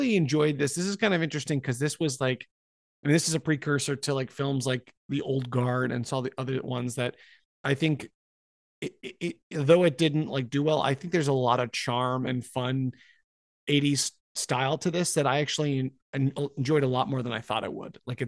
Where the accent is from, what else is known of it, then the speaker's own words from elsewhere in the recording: Scotland, United Kingdom; but I'm Scottish. It's like, well, we have enough Scottish people in here.